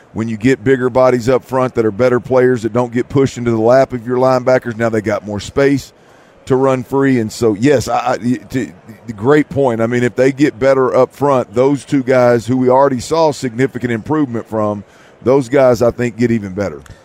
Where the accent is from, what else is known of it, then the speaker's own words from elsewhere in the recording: Houston, Texas, United States; I'm from the Houston area